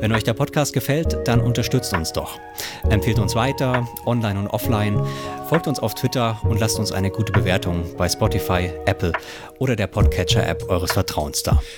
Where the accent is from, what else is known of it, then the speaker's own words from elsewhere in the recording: Germany; wir Deutschen